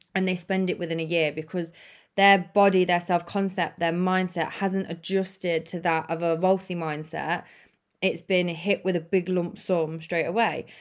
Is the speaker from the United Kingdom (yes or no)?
yes; United Kingdom; the U K, where I'm from